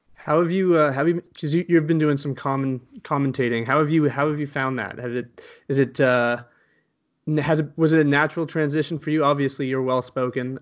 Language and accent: English; Canada; I'm from Canada